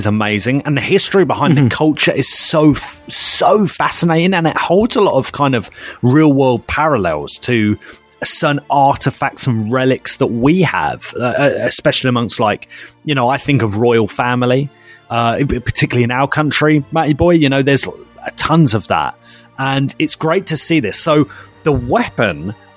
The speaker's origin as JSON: {"language": "English", "country": "United Kingdom", "said": "we were British"}